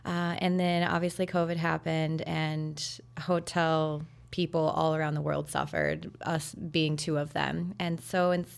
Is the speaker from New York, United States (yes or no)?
no; Charleston, Illinois, United States; I did. Yep. … Born and raised in Charleston, Illinois.